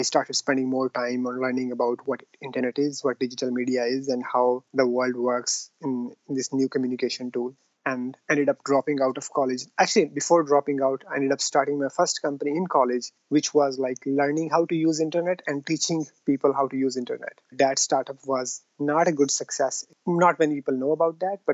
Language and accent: English; Pakistan; also born or lived in Lahore; I was born and raised in a small town in Pakistan.